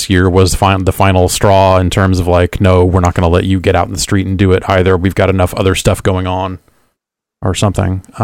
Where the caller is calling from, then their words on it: San Diego, California, United States; Hi, this is uh … from San Diego.